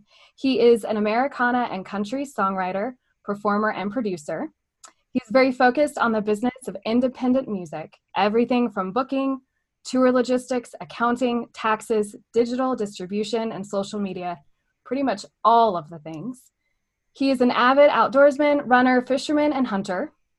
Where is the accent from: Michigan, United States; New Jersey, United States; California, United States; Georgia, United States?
California, United States; I grew up in Southern California.